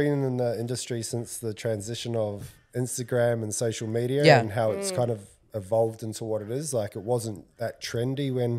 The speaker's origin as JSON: {"language": "English", "town": "Otorohanga", "region": "Waikato", "country": "New Zealand", "tie": "born or raised there", "moved": "as an adult", "lives_now": "Gold Coast, Australia", "said": "A boy from a little town called Otrahonga in the North Island. Been on the Gold Coast for coming up 20 years now."}